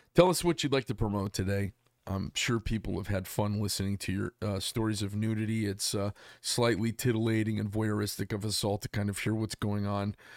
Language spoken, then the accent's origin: English; Arizona, United States; I'm from Arizona